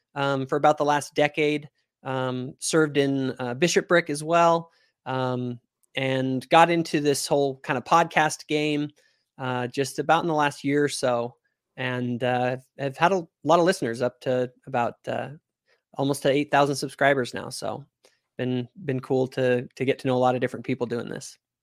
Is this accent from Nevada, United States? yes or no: yes; Reno, Nevada, United States; I grew up in Reno, Nevada.